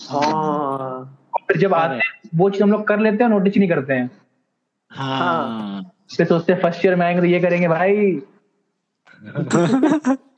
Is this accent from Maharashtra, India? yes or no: no; Uttar Pradesh, India; moved away as an adult; also born or lived in Sindh (Sindhi ancestry); now in Gujarat, India